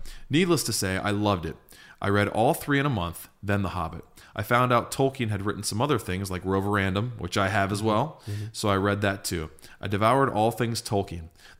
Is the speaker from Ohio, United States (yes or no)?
yes; Streetsboro, Ohio, United States; I grew up in Streetsboro, Ohio, so a fellow Ohio boy, Shire born. I guess I didn't move far because at 33, I live only 30 minutes away in Akron.